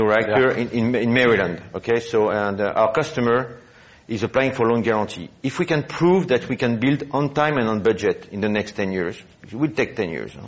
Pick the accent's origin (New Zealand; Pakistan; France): France; now in United States; I was born in France. I wandered around the world.